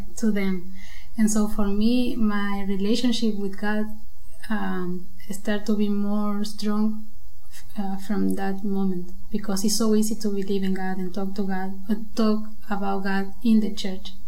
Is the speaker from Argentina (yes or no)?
yes; Buenos Aires, Argentina; moved away as an adult; now in Germany; I came from Argentina. I'm from Buenos Aires